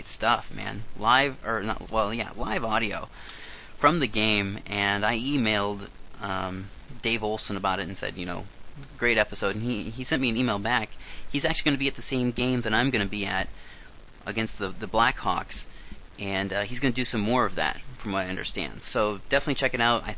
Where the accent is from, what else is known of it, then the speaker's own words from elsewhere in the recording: Iowa, United States; moved away as an adult; now in Vancouver, Canada; I'm not an American. I'm an Iowan